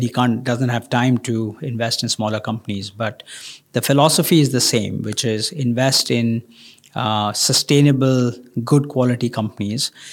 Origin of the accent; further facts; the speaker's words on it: India; I come from India